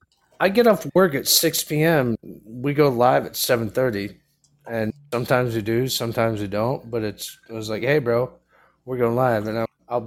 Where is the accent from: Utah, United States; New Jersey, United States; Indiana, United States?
Indiana, United States; Fort Wayne; Fort Wayne, Indiana. Born and raised.